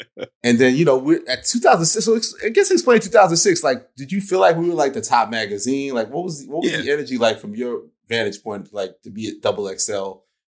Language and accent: English; Queens, New York, United States; We're Capricorns, we're from Queens. This is January. It's our season.